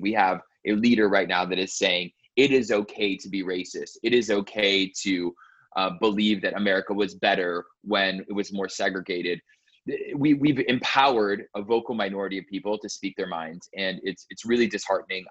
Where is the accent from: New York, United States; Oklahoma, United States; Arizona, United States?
Arizona, United States; growing up in Arizona